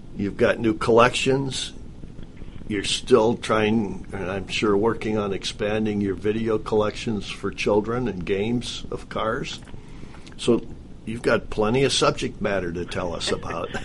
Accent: Midwest, United States; moved away; I grew up in the Midwest

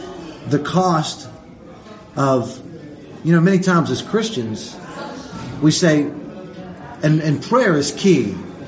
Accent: United States; I can't even, as an American, I haven't been through anything.

